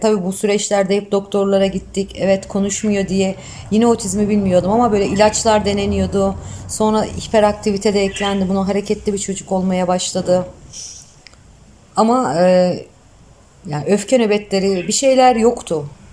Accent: Bilecik Province, Turkey; ben 1976 Bilecik doğumluyum

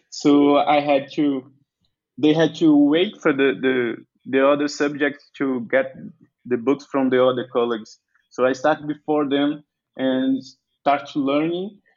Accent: Vitória da Conquista, Bahia, Brazil; English is a second language; I'm from Vitória da Conquista, the state of Bahia

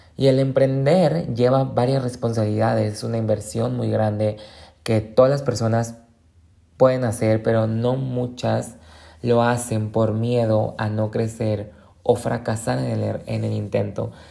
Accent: Colima, Mexico; moved away as an adult; now in Guadalajara, Mexico; yo soy del estado de Colima

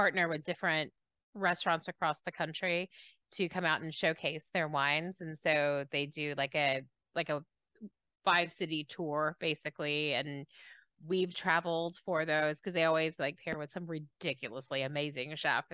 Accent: the South, United States; I'm from the South

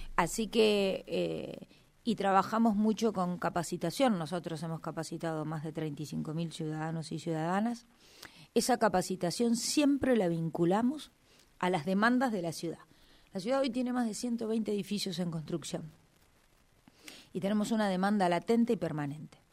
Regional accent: Neuquén, Argentina; nací acá, nací en el Hospital Castro Rendón

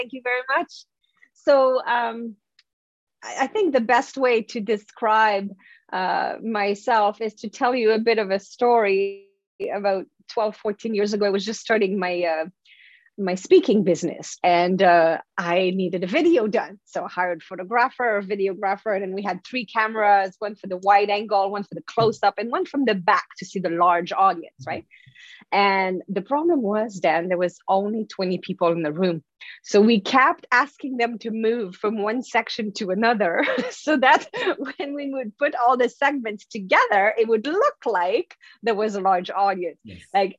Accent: France; accent: French; English is a second language; But anyway, that's my French accent. But whatever, the voice in my head was right. My English was really bad.

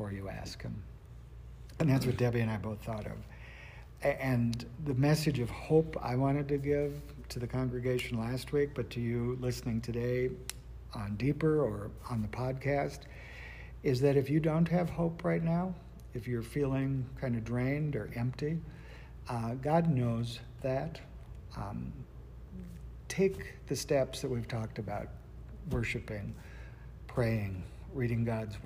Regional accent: North Dakota, United States; I'm from North Dakota

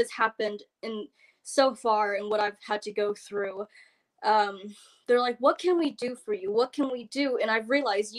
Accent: United States; I am Asian American. I was raised in America.

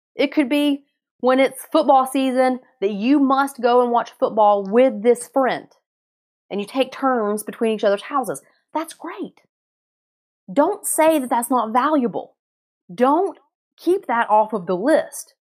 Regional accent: North Carolina, United States; moved away; I grew up in North Carolina

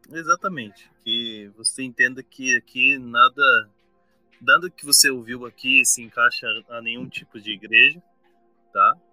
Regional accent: Paraná, Brazil; now in São Paulo, Brazil; você me fez nostalgia do Paraná, da minha terrinha.

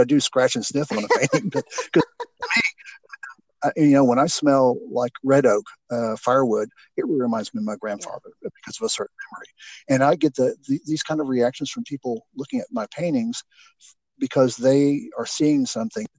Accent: Houston, Texas, United States; I grew up in Houston

